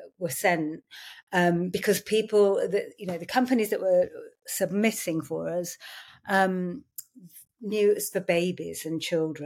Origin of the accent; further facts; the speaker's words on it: Yorkshire and the Humber, United Kingdom; I grew up in Yorkshire